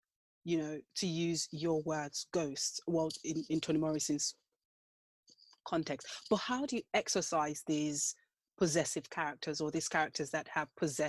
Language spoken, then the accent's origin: English; Nigeria; as a Nigerian who grew up in a religious household